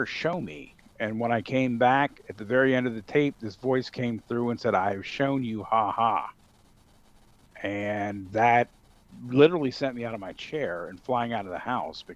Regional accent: Northern Virginia, United States; also born or lived in Evanston, Illinois; my house that I grew up in Northern Virginia

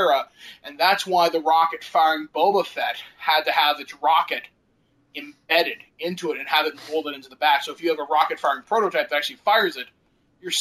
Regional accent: Canada; I'm Canadian

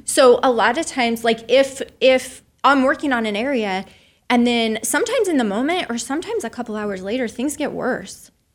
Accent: Soldotna, Alaska, United States; I was raised in Soldotna, Alaska, on the Kenai Peninsula.

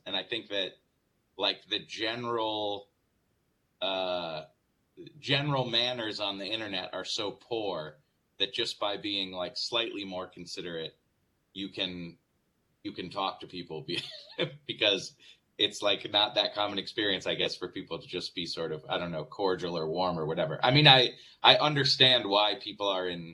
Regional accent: Northeast, United States; I'm from the Northeast

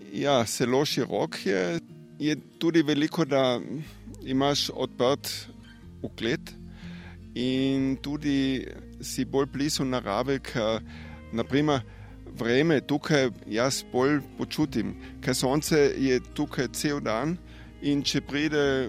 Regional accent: Drava Valley, western Carinthia, Austria; Slovenian is a second language; moved away as an adult; now in Slovenia; rojen sem na Travski dolini, to je um, zahodni del Koroška

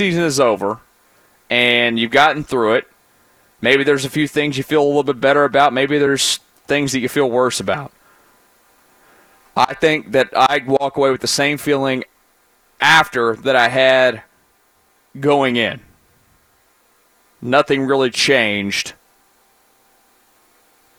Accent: Houston, Texas, United States; I'm from Houston

